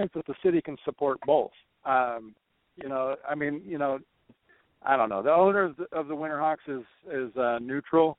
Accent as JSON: {"language": "English", "town": "Portland", "region": "Oregon", "country": "United States", "said": "I'm from Portland"}